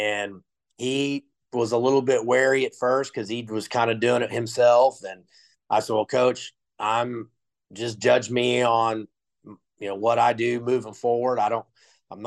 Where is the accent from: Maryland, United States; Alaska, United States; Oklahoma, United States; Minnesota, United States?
Oklahoma, United States; I'm from Oklahoma